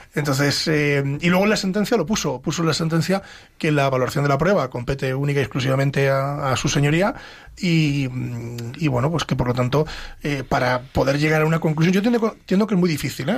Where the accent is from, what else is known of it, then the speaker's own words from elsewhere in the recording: Pedro Bernardo, Castile and León, Spain; Pedro Bernardo, a mi pueblo